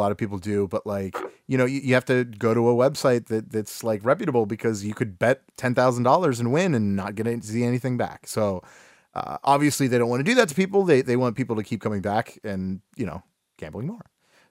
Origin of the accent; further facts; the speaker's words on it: Cleveland, Ohio, United States; we're from Cleveland